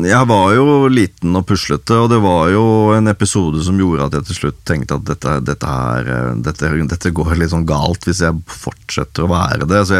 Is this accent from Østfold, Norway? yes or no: no; Haugesund, Rogaland, Norway; born there; also born or lived in Sola / Overhalla / Skogn / Hedmarken; så jeg er født i Haugesund, eh, men bodde litt eh, der. Bodde litt på Sola. Eh, bodde noe som heter Overhalla oppe i Trøndelag. Bodde i Skogn.